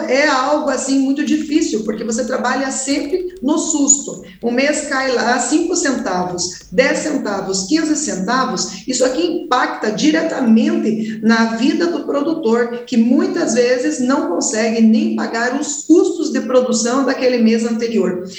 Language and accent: Portuguese; Castro, Paraná, Brazil; Eu que sou do estado do Paraná, da cidade que é chamada capital nacional do leite, Castro